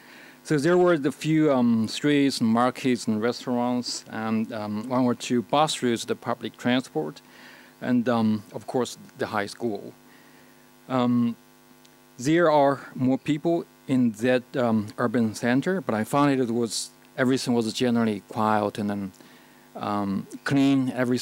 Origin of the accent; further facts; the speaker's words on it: China; moved away; I was actually born in China in the 1970s and in the countryside. And obviously, I'm now living in the number one livable cities anywhere in the world, so I'm urban now.